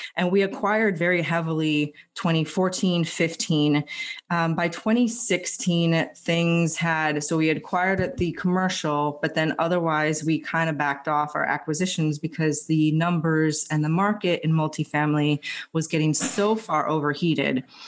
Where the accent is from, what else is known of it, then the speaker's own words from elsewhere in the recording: Los Angeles, California, United States; moved away as an adult; now in Philadelphia, United States; I'm originally from Los Angeles